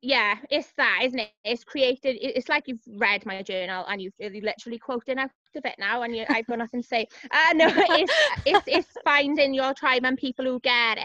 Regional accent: Cardiff, Wales, United Kingdom; It was growing up in Cardiff.

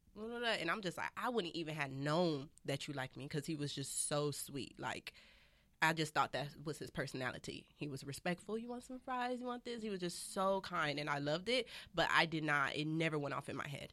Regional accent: Los Angeles, California, United States; I was raised out here

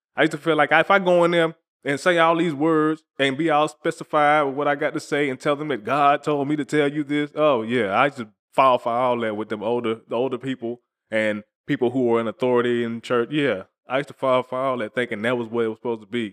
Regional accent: the South, United States; I'm from the South

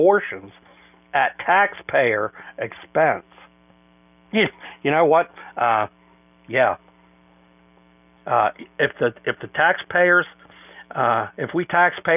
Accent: United States; we as white American taxpayers

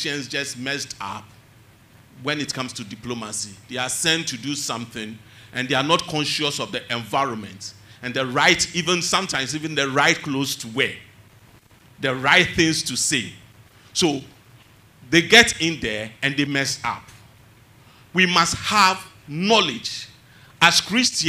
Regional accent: Tema, Greater Accra, Ghana; Growing up in Tema

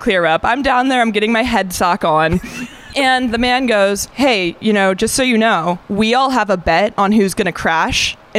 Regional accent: California, United States; moved away as an adult; now in Pittsburgh, United States; I'm from California.

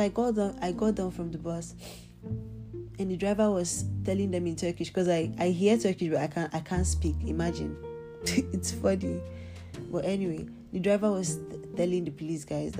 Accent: Nigeria; now in Turkey; I'm Nigerian

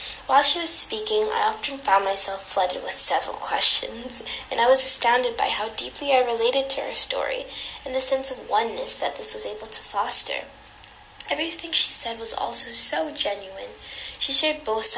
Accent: United States; being both born and raised in America

